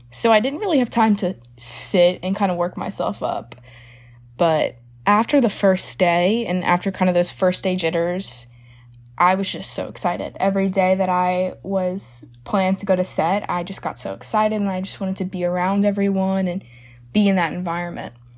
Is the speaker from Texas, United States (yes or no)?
no; New Orleans, Louisiana, United States; I'm from New Orleans, Louisiana